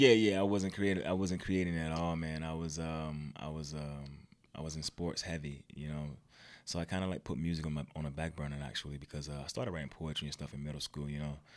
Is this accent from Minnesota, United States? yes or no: no; Virginia, United States; moved away as an adult; I'm not from here. I'm from Virginia, actually.